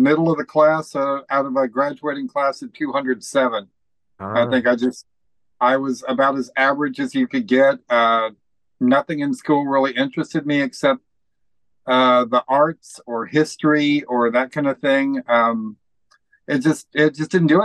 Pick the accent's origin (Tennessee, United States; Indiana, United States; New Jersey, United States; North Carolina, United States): Indiana, United States; I was born and raised in Indiana, a little bit south of Indianapolis